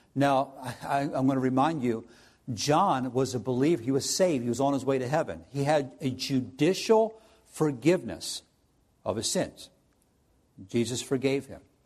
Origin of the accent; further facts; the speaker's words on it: New Jersey, United States; now in Findlay, United States; I'm from South Jersey